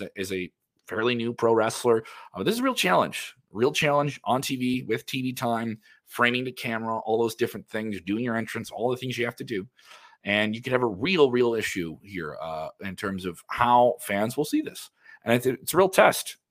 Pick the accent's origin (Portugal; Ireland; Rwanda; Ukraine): Ireland; I'm Irish